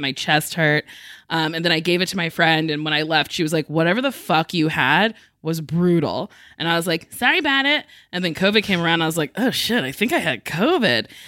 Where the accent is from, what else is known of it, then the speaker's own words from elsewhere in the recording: New Jersey, United States; I'm from Jersey